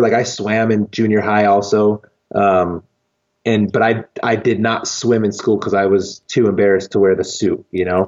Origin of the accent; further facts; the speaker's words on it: Lancaster, California, United States; now in Colorado Springs, United States; I grew up in California, okay. in the desert of Lancaster, California, which is Los Angeles County